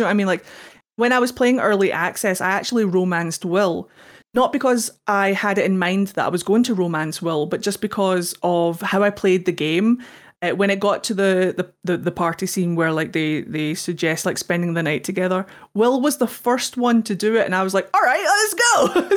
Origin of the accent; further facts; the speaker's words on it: Scotland, United Kingdom; I'm Scottish.